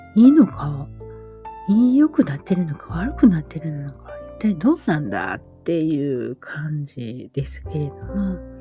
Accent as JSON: {"language": "Japanese", "region": "Osaka", "country": "Japan", "tie": "born or raised there", "said": "私が小 さい頃は、まあ大阪で生まれたので、あとずっと父が子供の頃から住んでた谷町に引っ越しして、谷町でずっと暮らしてた"}